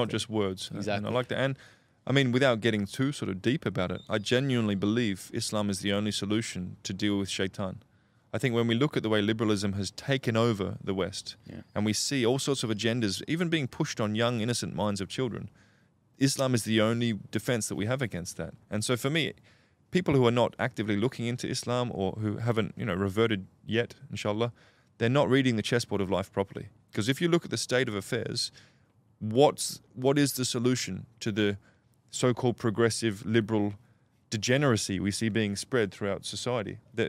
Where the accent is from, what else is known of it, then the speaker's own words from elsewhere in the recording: Australia; As an Aussie